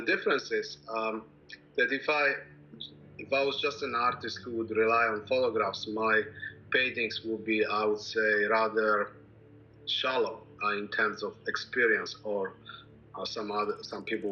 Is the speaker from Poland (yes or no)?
yes; Poland; now in Canada; I was born in Europe. I grew up in Poland.